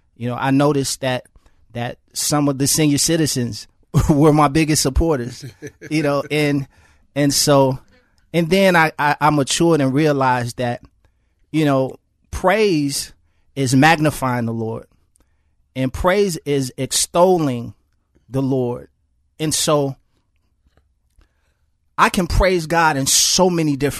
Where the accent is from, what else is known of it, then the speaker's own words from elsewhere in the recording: Chicago, Illinois, United States; I grew up in Chicago public housing